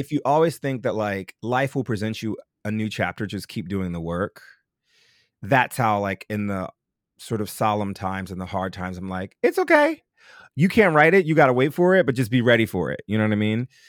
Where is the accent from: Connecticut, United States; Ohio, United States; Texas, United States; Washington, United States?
Connecticut, United States; New Haven; I'm from New Haven, Connecticut, and the national tours of Rent and Cats came through the Schubert Theater